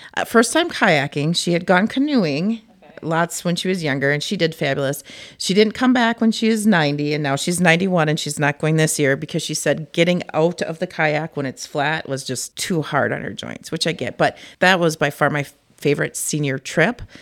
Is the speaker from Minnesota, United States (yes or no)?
yes; Cannon Falls, Minnesota, United States; also born or lived in Farmington, Minnesota; I'm from Cannon Falls originally, and they didn't they don't have Park and Rec there